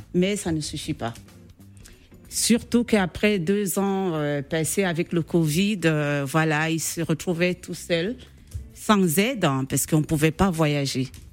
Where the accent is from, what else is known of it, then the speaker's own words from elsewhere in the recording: Cameroon; moved away; Je suis camerounaise